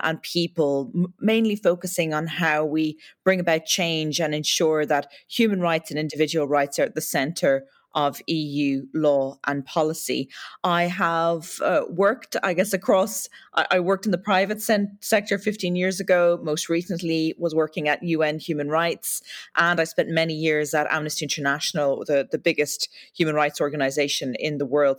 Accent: Ireland; accent: Irish lilt; As your listeners can probably tell from the Lilton, my accent, I come from uh, Ireland

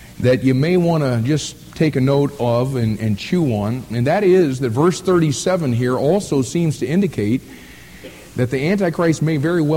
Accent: United States; we call ourselves Americans

